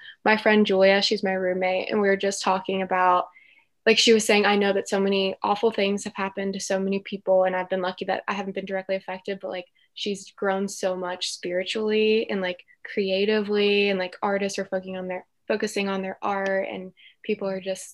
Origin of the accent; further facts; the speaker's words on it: Cincinnati area, Northern Kentucky, United States; I'm from Northern Kentucky, Cincinnati area